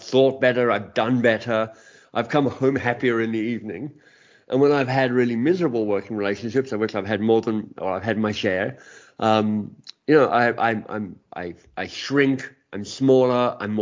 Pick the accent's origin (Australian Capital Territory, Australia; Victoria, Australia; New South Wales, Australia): Australian Capital Territory, Australia; Canberra; moved away as an adult; also born or lived in Oxford; now in Toronto, Canada; I grew up in Canberra